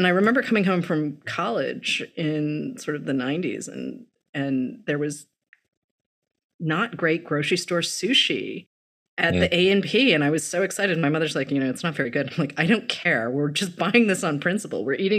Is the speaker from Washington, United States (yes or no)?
no; the Northeast, a suburb of Boston, Massachusetts, United States; moved away; I've always integrated spaces that I've lived in I grew up in the Northeast and there were not a lot of any of us, whether we were Korean American, Chinese American or Japanese American